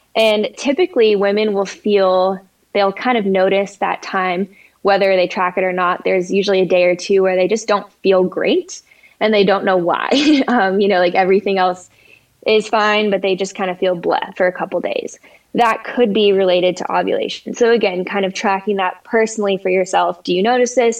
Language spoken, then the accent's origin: English; Colorado, United States; also born or lived in San Diego, California; I grew up in Colorado